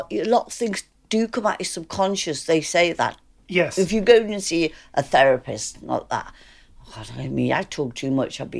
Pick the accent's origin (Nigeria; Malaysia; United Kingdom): United Kingdom; Liverpool, North West England; because I'm from Liverpool.